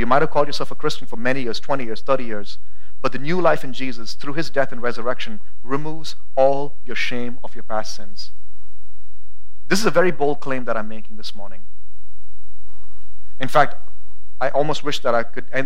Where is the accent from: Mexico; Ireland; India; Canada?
India; also born or lived in United States; now in Boise, United States; I'm an American citizen, but whenever it's necessary, I have to say I'm an Indian too